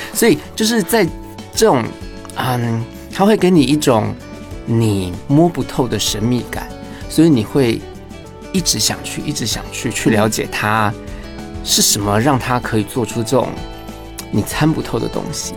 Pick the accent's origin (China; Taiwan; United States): Taiwan; Tainan; 我是台南人